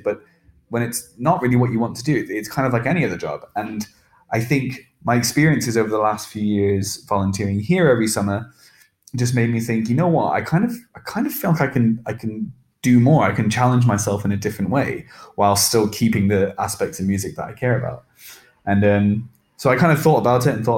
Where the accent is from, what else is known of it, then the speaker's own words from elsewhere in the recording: England, United Kingdom; accent: English; I'm just going to speak in my English accent